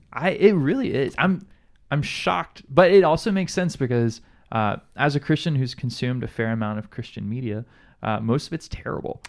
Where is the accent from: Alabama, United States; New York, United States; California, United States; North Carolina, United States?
Alabama, United States; now in Hawaii, United States; being from Alabama, like I, I grew up in an in an environment where it's not work across the aisles